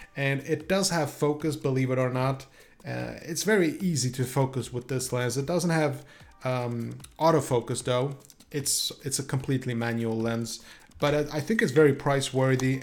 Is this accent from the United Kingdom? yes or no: no; Sweden; moved away; I'm from Sweden originally.